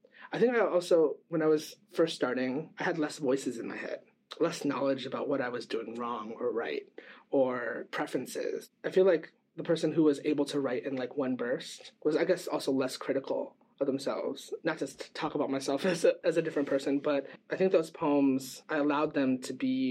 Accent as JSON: {"language": "English", "region": "Midwest", "country": "United States", "tie": "born or raised there", "moved": "yes", "lives_now": "Bay Area, United States", "said": "I grew up in the Midwest"}